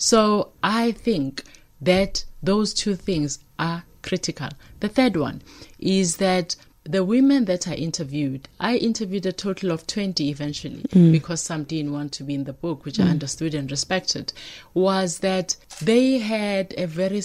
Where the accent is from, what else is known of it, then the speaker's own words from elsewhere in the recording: Durban, KwaZulu-Natal, South Africa; moved away as an adult; now in Johannesburg, South Africa; I'm from Durban.